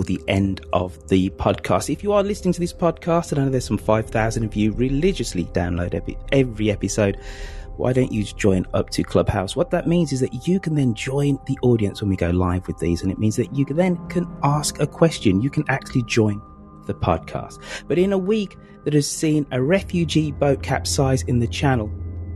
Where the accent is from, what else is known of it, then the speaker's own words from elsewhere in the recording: Birmingham, West Midlands, United Kingdom; in a rather chilly and autumnal Birmingham. I'm back home in my hometown